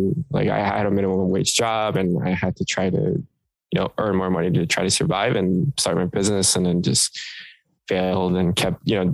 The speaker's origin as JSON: {"language": "English", "town": "Portland", "region": "Oregon", "country": "United States", "tie": "born or raised there", "also_born_or_lived": "South Korea", "said": "I was born in Korea, but I moved to the States when I was 5, and then we moved to Portland for the first, better half of my life."}